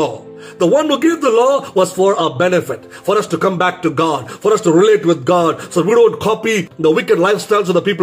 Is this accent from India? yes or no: yes; India; being an Indian in India